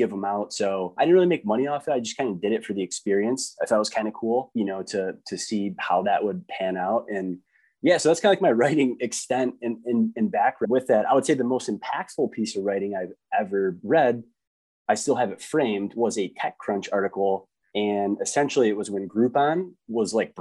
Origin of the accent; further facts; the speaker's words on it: Detroit, Michigan, United States; now in Grand Rapids, United States; I grew up in Detroit.